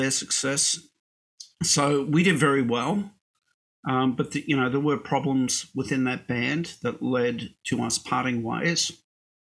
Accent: Brisbane, Queensland, Australia; I was born in Brisbane. And look, when I was a kid in Australia

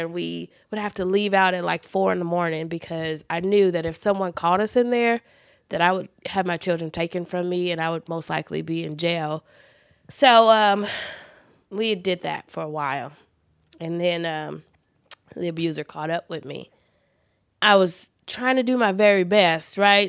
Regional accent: Los Angeles, California, United States; I was born in the Queen of Angels Hospital, which was in Hollywood

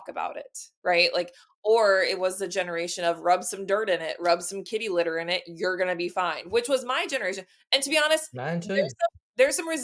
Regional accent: Texas, United States; now in Illinois, United States; I'm originally from Texas. I just live in Illinois now

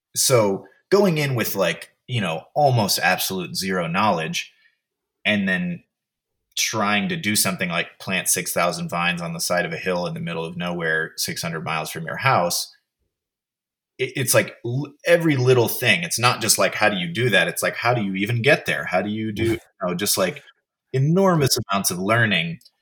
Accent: Oakland, California, United States; also born or lived in Sebastopol, California; now in Texas, United States; grew up in Oakland and then also in Sebastopol in Sonoma County

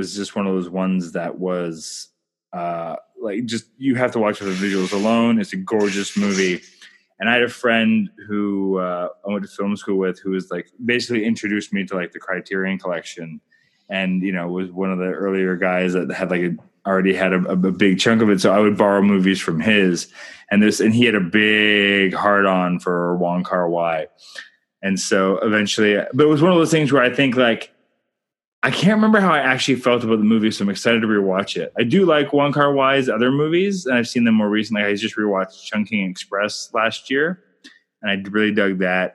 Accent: Canada; I'm Canadian filmmaker

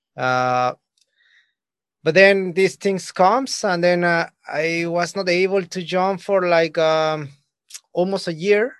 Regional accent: Mexico; I'm coming from Mexico.

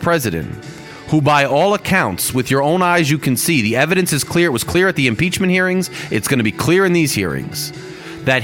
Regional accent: United States; growing up in America

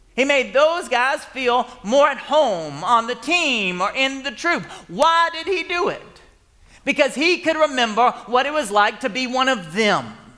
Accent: Marietta, Georgia, United States; I was from Marietta.

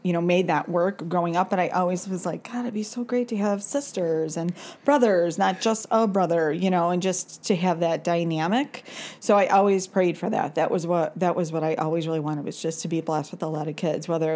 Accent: Chicago, Illinois, United States; I grew up in Chicago, actually in the city.

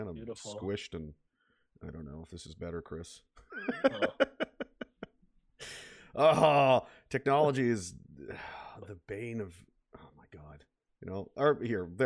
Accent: Nova Scotia, Canada; moved away; I'm from Nova Scotia originally

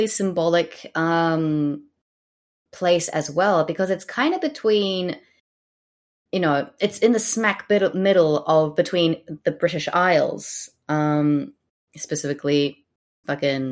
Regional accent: Wellington, New Zealand; I'm from Wellington. I know windy.

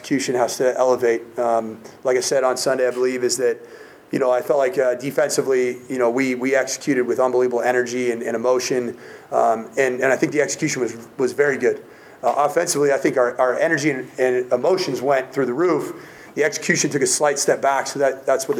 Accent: Southern California, United States; I was growing up in Southern California

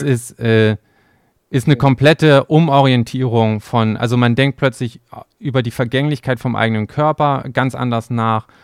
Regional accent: Germany; bei uns in Deutschland

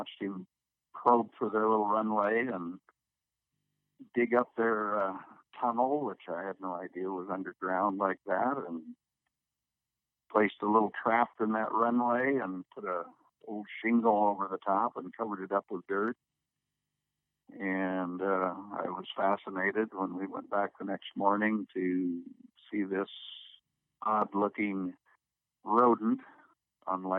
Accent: Garner, Iowa, United States; Growing up in Iowa as a boy and living on the edge of Garner, Iowa, we had 20 acres

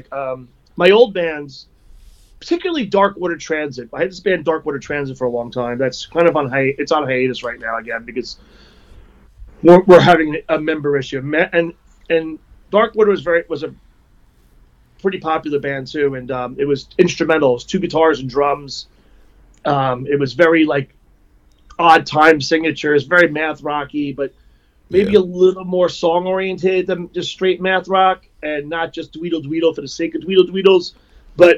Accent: New York, United States; moved away as an adult; also born or lived in Long Island; I grew up in New York, and, I moved here in 94

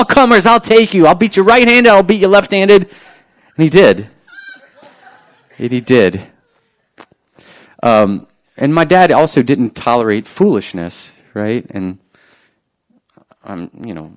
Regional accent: New Orleans, Louisiana, United States; growing up in New Orleans

